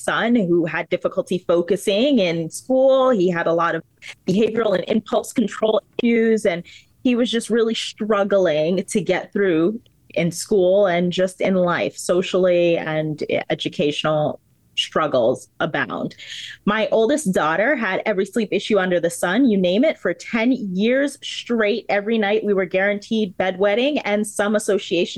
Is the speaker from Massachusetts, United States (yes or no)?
no; New Jersey, United States; now in Florida, United States; I am a proud resident of the state of Florida, but I am not from Florida. I am a Jersey girl